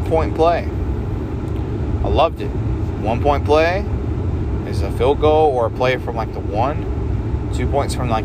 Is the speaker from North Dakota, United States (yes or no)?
no; North Carolina, United States; we're from North Carolina